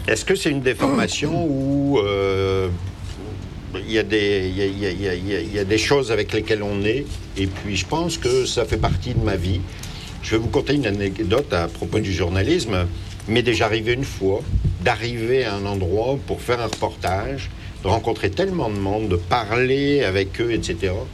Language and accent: French; France; moved away as an adult; now in Quebec, Canada; lorsque j'étais en France